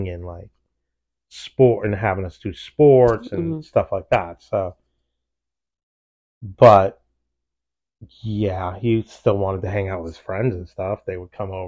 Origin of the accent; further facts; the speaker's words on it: United States; I only know American because I'm from America